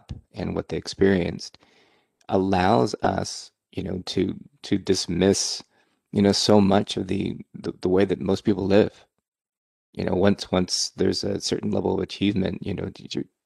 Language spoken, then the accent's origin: English; Silicon Valley, California, United States; also born or lived in Burlingame, California; I grew up in Silicon Valley